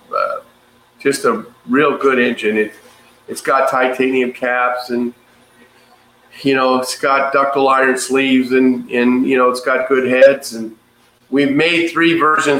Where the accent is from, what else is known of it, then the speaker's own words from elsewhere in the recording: Ladera Heights, California, United States; I was born and raised in Ladera Heights